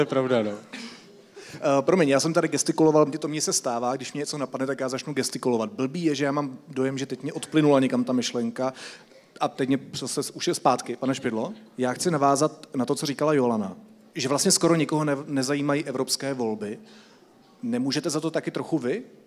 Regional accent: Czechia; jako Češi

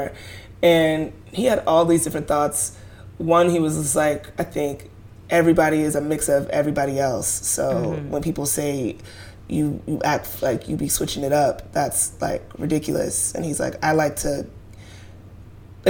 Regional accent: New York City, New York, United States; as Black people from Brooklyn

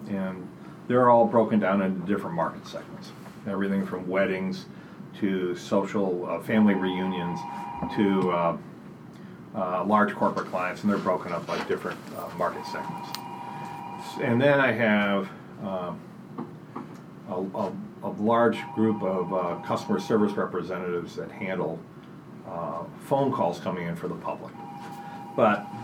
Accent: outside of Buffalo, Rochester, New York, United States; now in Portland, United States; I grew up outside of Buffalo, Rochester, mm-hmm. on a very rural part of the state

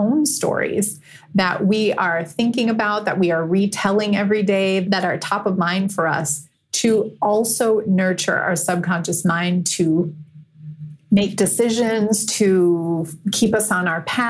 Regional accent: Green Bay, Wisconsin, United States; moved away; also born or lived in Chicago; I grew up in Green Bay, Wisconsin

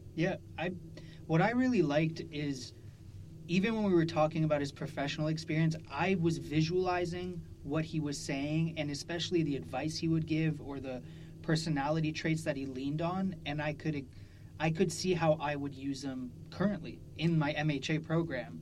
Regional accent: Canada; moved away as an adult; now in Ithaca, United States; me being Canadian

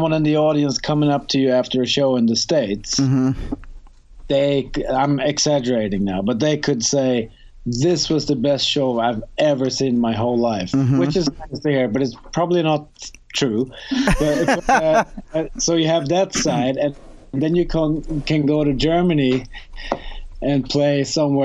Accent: Sweden

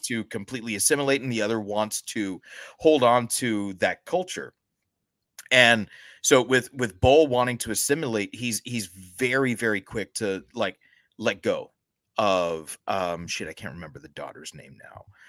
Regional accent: United States; we're both American born

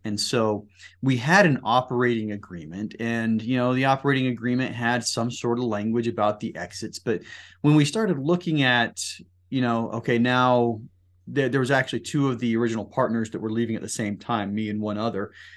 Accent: Salt Lake City, Utah, United States; born and raised in the Salt Lake City area

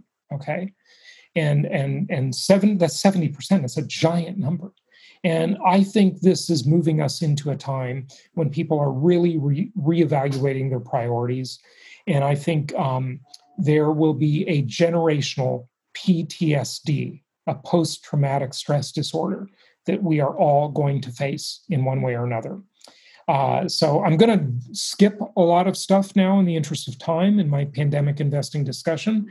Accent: Los Angeles, California, United States; my hometown of Los Angeles

